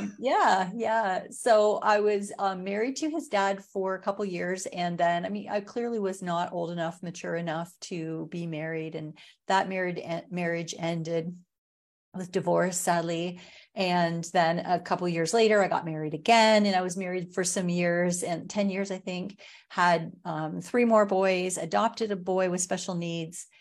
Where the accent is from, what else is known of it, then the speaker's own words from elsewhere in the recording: Watford, Ontario, Canada; now in Sarnia, Canada; I grew up in Ontario. I live in Sarnia now. I grew up outside of Watford, a little town in the country on a farm.